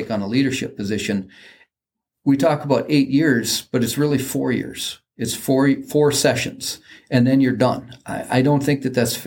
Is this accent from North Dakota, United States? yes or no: yes; Mandan, North Dakota, United States; my hometown right across the river from where we're